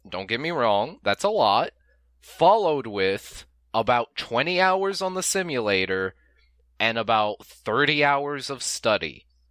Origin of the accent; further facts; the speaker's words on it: United States; We're American.